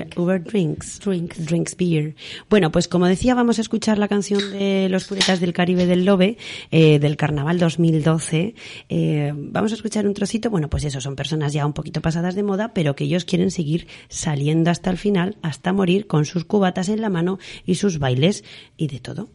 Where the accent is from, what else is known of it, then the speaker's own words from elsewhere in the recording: Aragon, Spain; los que somos de Aragón